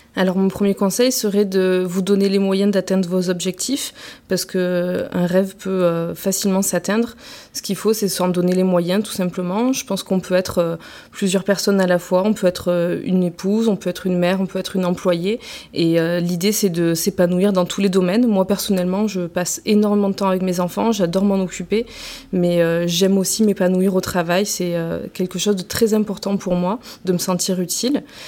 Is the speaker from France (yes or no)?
yes; Marseille, Provence-Alpes-Côte d'Azur, France; now in Vitrolles, France; j'ai grandi à Marseille, je suis arrivée à Vitrolles euh, euh, vers 18 ans